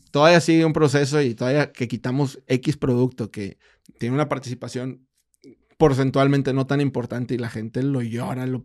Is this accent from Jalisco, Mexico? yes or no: no; Monterrey, Nuevo León, Mexico; pues somos regios